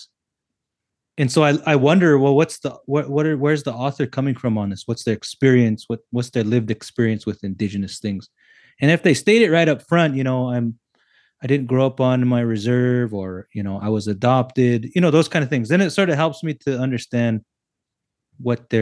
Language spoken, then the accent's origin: English; United States; now in Canada; I'm a native from the States